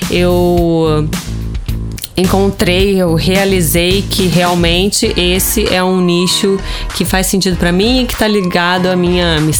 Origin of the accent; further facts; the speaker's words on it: Rio de Janeiro, Brazil; accent: carioca; Vocês já devem ter percebido pelo meu sotaque que eu sou carioca.